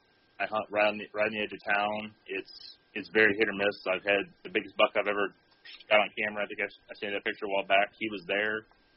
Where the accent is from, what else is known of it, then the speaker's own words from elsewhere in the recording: Southern Illinois, United States; I grew up in Southern Illinois on the family farm. My dad's third-generation farmer. My mom would be third-generation farmer, so I get it honestly from both sides.